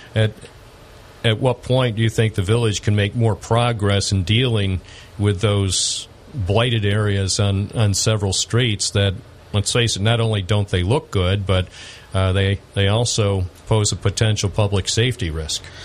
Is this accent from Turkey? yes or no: no; United States; When I grew up in America